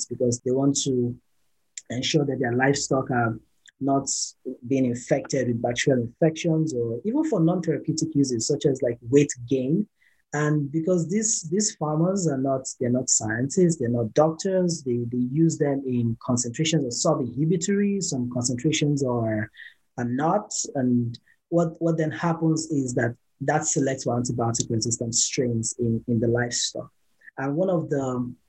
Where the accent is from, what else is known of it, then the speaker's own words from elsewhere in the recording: Nigeria; I come from Nigeria